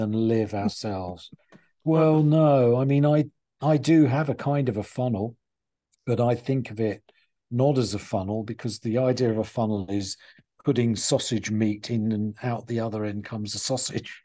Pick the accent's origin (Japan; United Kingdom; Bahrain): United Kingdom; England; moved away as an adult; also born or lived in United States; I used to be this strange English pers-, person in America